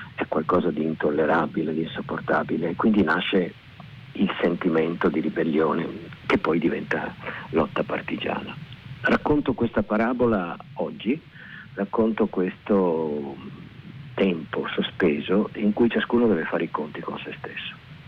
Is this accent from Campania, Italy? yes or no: no; Veneto, Italy; riconciliazione con la mia terra con eh, la lingua, con i dialetti, con eh, l'origine. Eh, avevo una soggezione nei confronti del, del, Veneto